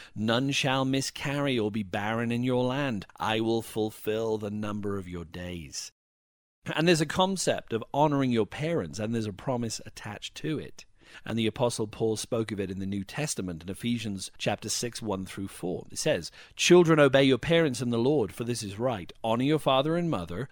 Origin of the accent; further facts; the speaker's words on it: Wales, United Kingdom; when I was growing up in Wales